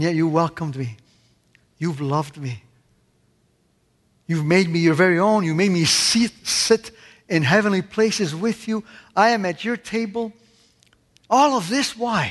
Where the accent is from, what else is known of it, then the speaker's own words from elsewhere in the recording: Canada; moved away; also born or lived in Italy; growing up in Canada